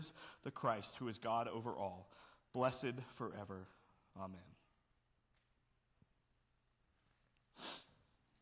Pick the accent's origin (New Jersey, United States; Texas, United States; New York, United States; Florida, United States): Texas, United States; Houston; I'm growing up in Houston.